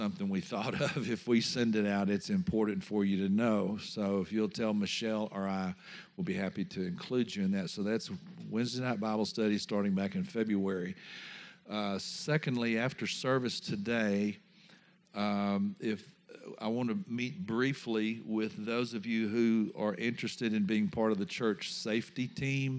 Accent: Louisiana, United States; I come from Louisiana

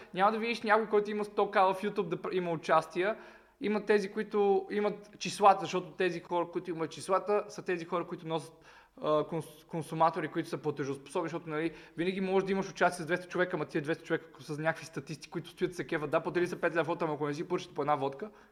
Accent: Montana, Montana Province, Bulgaria; пак съм от Монтана, северо-западна България, ние там сме пияници долни

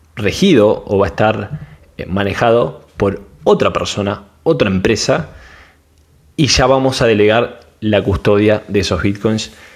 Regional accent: Argentina; soy de Argentina

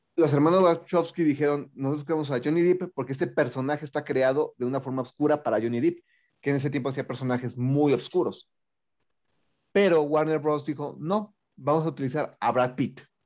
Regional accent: State of Mexico, Mexico

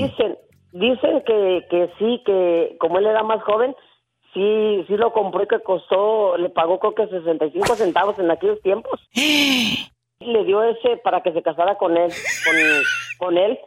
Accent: Villa Guerrero, Jalisco, Mexico; moved away; Hay un, un personaje muy conocido ahí en mi pueblo

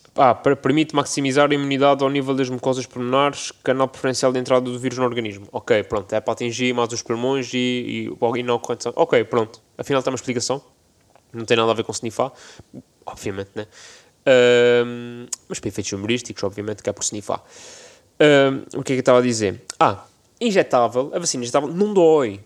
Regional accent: Azores, Portugal; que sou açoriano

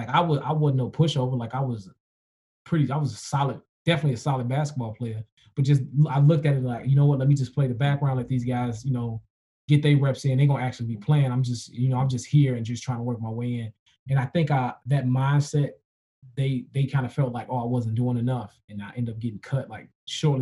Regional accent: Chicago, Illinois, United States; I grew up in Logan Square

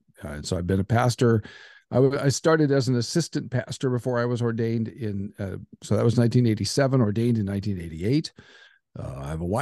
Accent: Nebraska, United States; moved away as an adult; also born or lived in Southern California / Kansas City; I'm from Nebraska.

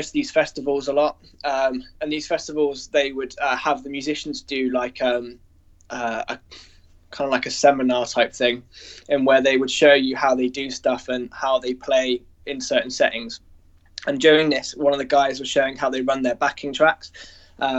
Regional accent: Guernsey; I grew up in Guernsey in which is like a tiny little island in the Channel Islands

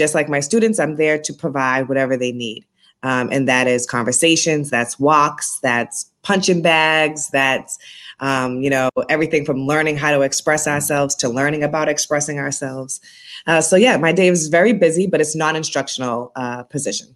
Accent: Boston, Massachusetts, United States; now in Brooklyn, United States; I'm born and raised in Boston, Massachusetts. I have a little bit of an accent, so you'll hear that if I say certain words with an R in it

